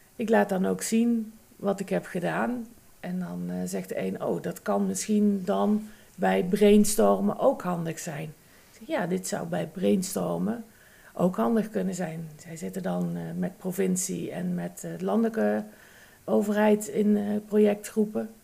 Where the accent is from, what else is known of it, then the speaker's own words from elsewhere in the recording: North Brabant, Netherlands; accent: Brabant; Aan mijn tongval heb je kunnen luisteren dat ik misschien uit Brabant kom